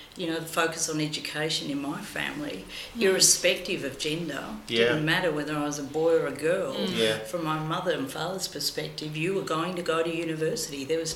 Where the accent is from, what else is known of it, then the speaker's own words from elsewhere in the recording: Australia; also born or lived in Greece; I was born in Greece and came to Australia when I was about 6 or 7